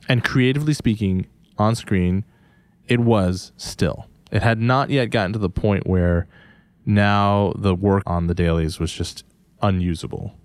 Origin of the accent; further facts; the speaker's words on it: United States; as an Asian American